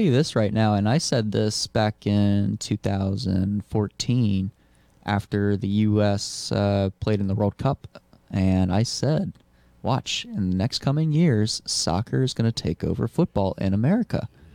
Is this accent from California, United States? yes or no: no; Lafayette, Louisiana, United States; moved away as an adult; also born or lived in Maui, Hawaii; now in Kalispell, United States; Lafayette, my hometown, that I lived